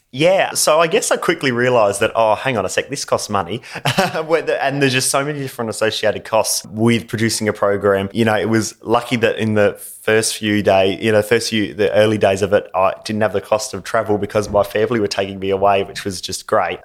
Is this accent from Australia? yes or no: yes; Gawler, South Australia, Australia; I'm from Gawler